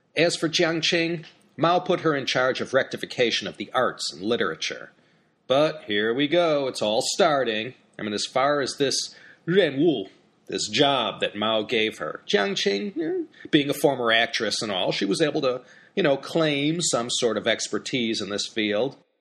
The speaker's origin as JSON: {"language": "English", "country": "United States", "said": "as an American"}